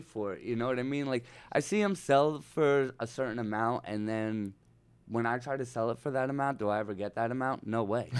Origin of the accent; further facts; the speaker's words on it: Northeast, United States; now in Los Angeles, United States; I'm from the Northeast